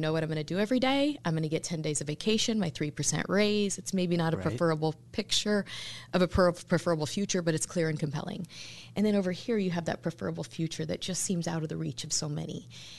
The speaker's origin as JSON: {"language": "English", "town": "Lincoln", "region": "Nebraska", "country": "United States", "tie": "born or raised there", "said": "I grew up in Lincoln, went to school at Liberty University, also University of Nebraska-Lincoln."}